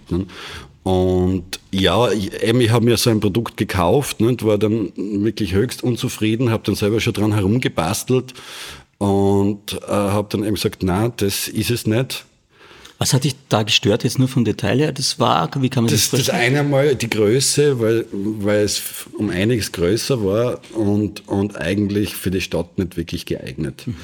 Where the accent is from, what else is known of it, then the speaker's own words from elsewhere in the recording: Graz, Styria, Austria; im Umfeld von Graz oder in der Umgebung von Graz aufgewachsen